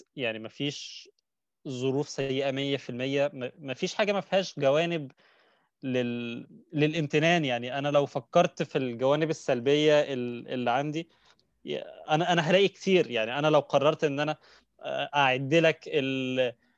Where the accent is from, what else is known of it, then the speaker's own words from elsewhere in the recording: Egypt; عندنا في مصر